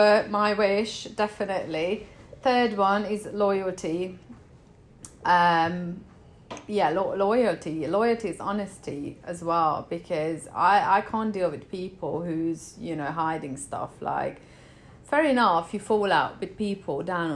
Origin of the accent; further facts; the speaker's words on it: Hungary; moved away as an adult; I'm from Hungary. I left Hungary